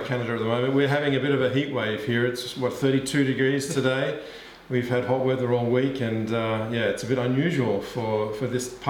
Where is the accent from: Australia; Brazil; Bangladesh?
Australia; now in Germany; being Australian, I cherish this weather.